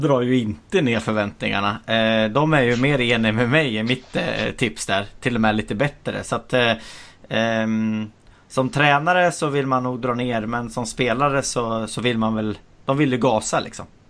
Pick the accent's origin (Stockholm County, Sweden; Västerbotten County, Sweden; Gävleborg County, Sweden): Gävleborg County, Sweden; Bollnäs; jag är från Bollnäs